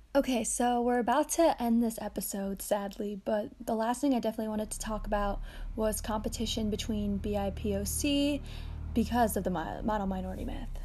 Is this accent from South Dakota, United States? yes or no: no; Chicago, Illinois, United States; i was born and raised in chicago